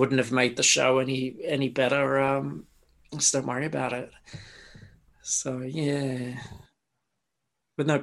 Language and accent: English; Australia; an Australian growing up